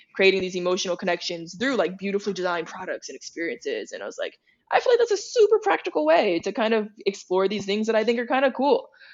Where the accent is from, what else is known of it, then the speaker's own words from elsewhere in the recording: Opelousas, Louisiana, United States; moved away; coming from Opelousas